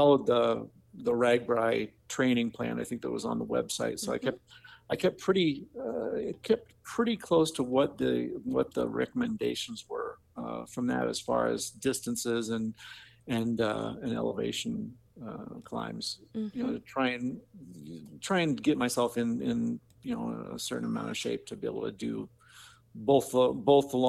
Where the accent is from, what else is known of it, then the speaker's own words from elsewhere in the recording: Marion, Iowa, United States; I'm from Marion, Iowa. So, you know, I'm kind of a local